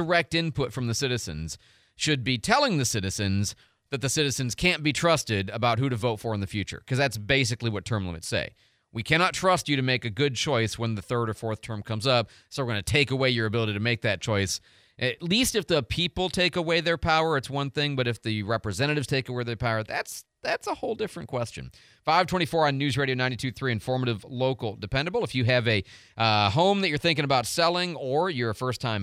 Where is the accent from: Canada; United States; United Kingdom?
United States; Midwest; now in Pensacola, United States; I'm from the Midwest